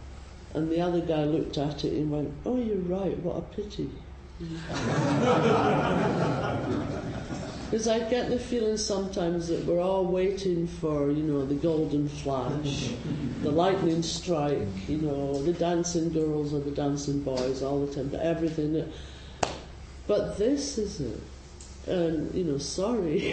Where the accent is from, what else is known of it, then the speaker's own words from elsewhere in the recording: Scotland, United Kingdom; now in San Francisco, United States; I'm Scottish